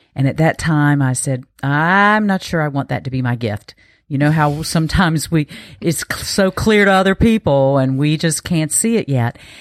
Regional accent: eastern North Carolina, United States; also born or lived in West Coast; I am from North Carolina. I grew up in eastern North Carolina

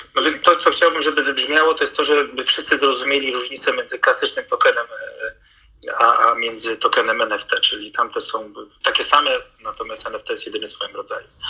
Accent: North Macedonia; moved away; Ja sam się urodziłem w Macedonii

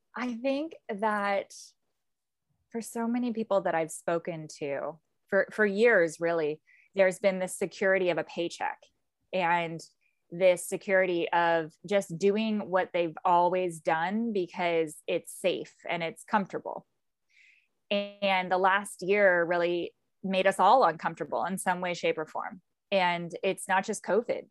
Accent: Southern California, United States; also born or lived in Tucson, Arizona; now in East Coast, United States; I grew up in Southern California

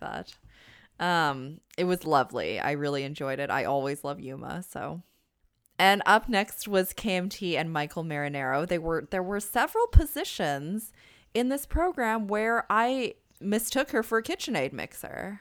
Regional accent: Canada; as a Canadian myself

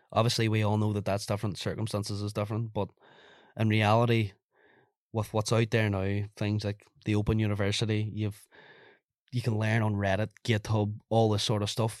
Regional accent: Ireland; as an Irish person

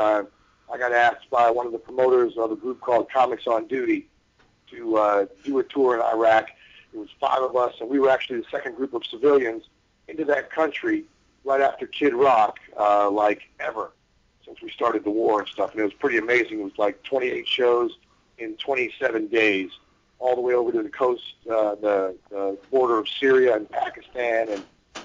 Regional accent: Cleveland, Ohio, United States; moved away; I'm from Cleveland originally, so I'm a Browns fan

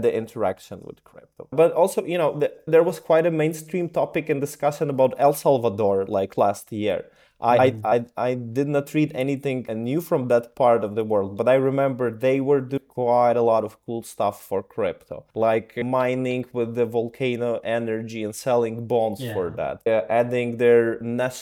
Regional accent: Ukraine; moved away; I'm originally from Ukraine

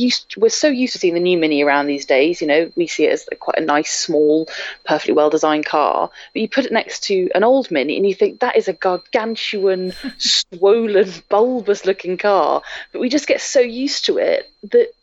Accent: near Edinburgh, Scotland, United Kingdom; moved away; also born or lived in Lake District; I'm from Scotland, near Edinburgh originally

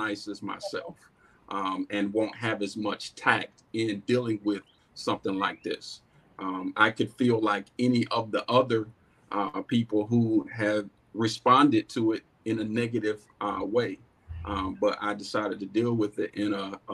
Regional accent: Goldsboro, North Carolina, United States; I'm born and raised right here in Goldsboro.

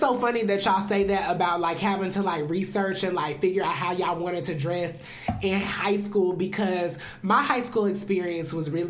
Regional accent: Atlanta, Georgia, United States; I was born in Piedmont, but I grew up off Cascade. Like that's, you know, my parents still live in the house where I grew up in.

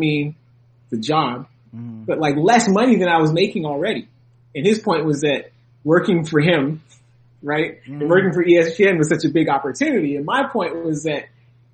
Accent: Canada; also born or lived in United States; I'm Canadian, but I'm American too.

